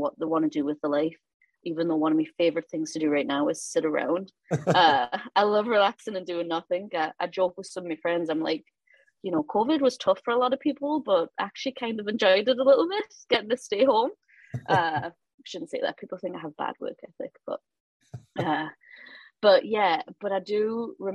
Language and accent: English; Newcastle upon Tyne, North East England, United Kingdom; moved away as an adult; also born or lived in Louisiana / Dubuque, Iowa / Idaho; now in Baton Rouge, United States; I'm from Newcastle, born and raised. Before I left England, I'd never really left Newcastle